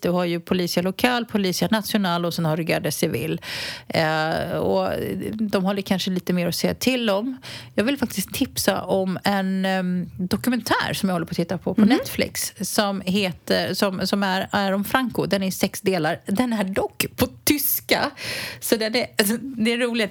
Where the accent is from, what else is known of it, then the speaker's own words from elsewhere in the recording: Botkyrka, Stockholm County, Sweden; now in Spain; Jag är ju uppvuxen i norra Botkyrka